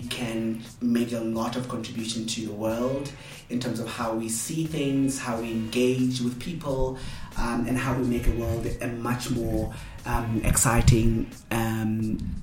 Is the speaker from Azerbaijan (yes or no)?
no; Soweto, Gauteng, South Africa; growing up in Soweto